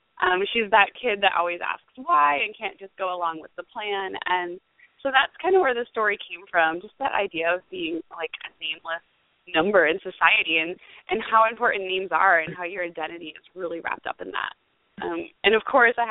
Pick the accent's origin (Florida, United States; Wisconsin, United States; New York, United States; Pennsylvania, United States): Pennsylvania, United States; now in St. Augustine, United States; I just got to go home to my hometown in Pennsylvania and speak at my old high school